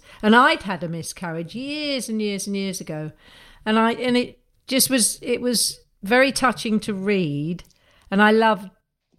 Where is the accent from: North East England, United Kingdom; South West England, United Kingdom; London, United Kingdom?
London, United Kingdom; I still feel very much a Londoner